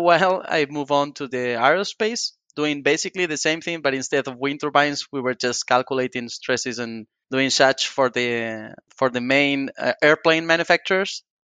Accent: northern Spain, Spain; I come from a very small town in the northern part of Spain.

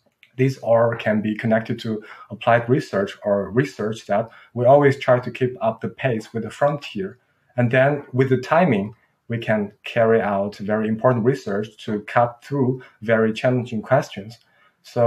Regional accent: Qingdao, Shandong, China; moved away; also born or lived in Munich, Germany; my hometown, which is called Qingdao

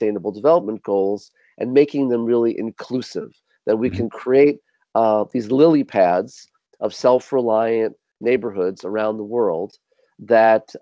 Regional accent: New York City, New York, United States; I grew up mm-hmm. in Manhattan. I grew up in New York City

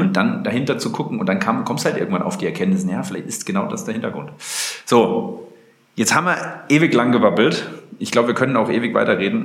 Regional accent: Germany; als Deutscher

